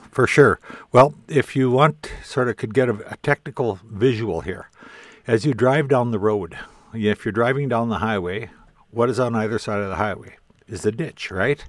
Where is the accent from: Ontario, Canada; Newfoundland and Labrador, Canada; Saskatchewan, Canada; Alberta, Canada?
Saskatchewan, Canada; Indian Head; also born or lived in Qu'Appelle Valley, Saskatchewan / Lebret, Saskatchewan; now in Regina, Canada; We moved into the town of Indian Head. So uh, that's, I consider it my hometown, but I don't live there. I now live in Regina